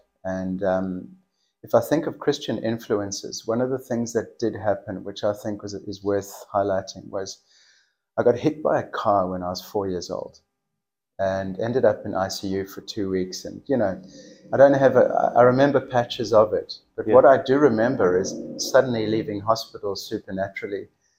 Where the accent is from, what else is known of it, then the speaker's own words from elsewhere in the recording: South Africa; first language English; moved away as an adult; also born or lived in Melbourne, Australia / Tokai, Cape Town; now in Australia; we moved from South Africa because of his job requirement. Okay. So we literally emigrated. And then after 2 years, we moved back to South Africa.